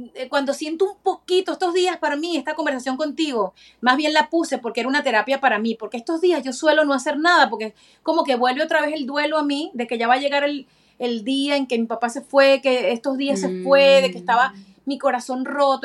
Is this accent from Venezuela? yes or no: yes; Venezuela; now in Florida, United States; como venezolana